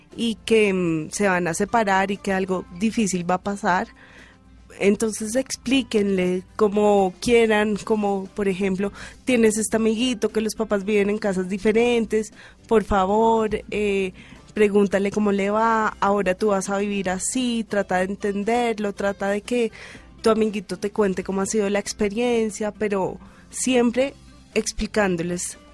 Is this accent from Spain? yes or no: no; Bogotá, Colombia; yo soy más rola que quien sabe